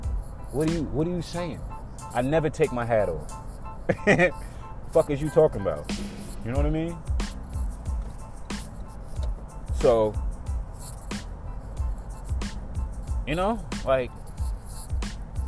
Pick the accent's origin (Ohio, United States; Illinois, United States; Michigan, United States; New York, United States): New York, United States; I'm from New York, but I was never considered that obnoxious New Yorker.